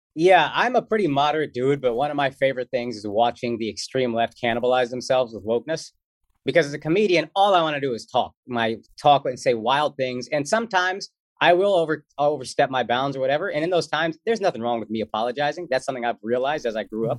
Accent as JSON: {"language": "English", "town": "Dallas", "region": "Texas", "country": "United States", "tie": "born or raised there", "moved": "yes", "said": "I grew up in Texas"}